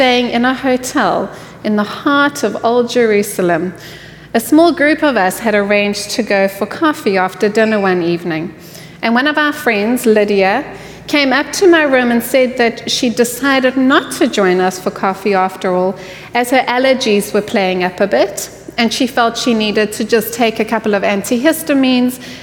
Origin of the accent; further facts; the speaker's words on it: South Africa; now in Houston, United States; I hail from the sunny land of South Africa